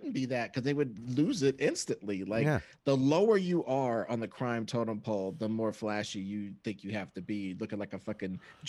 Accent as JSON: {"language": "English", "town": "Kansas City", "country": "United States", "tie": "born or raised there", "said": "And a lot of that would take place in my hometown of Kansas City."}